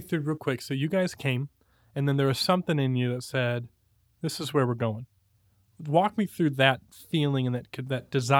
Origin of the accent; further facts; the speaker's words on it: Oklahoma, United States; also born or lived in Texas; because I came from Oklahoma and Texas.